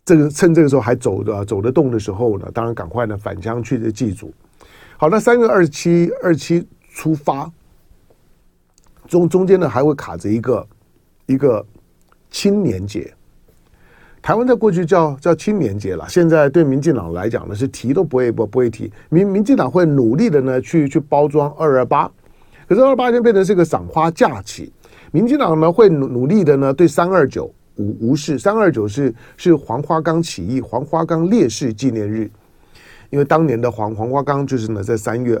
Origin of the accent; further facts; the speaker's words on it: Xiangxiang, Hunan, China; 我是湖南湘乡人，就曾国藩的老家。可是呃，一九四九年之后呢，一些他他原来叫湖南省湘乡县，我的老家嘛。